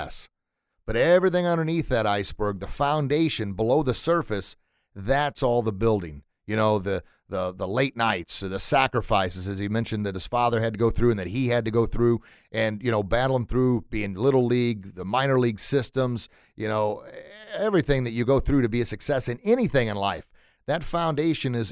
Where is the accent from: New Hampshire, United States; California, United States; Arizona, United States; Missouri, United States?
Missouri, United States; St. Louis; growing up in St. Louis